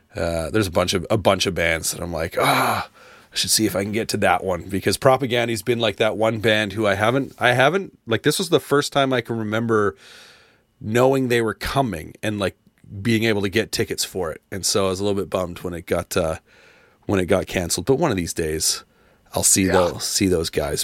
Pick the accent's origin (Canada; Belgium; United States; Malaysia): Canada; being a Canadian, uh, growing up loving hockey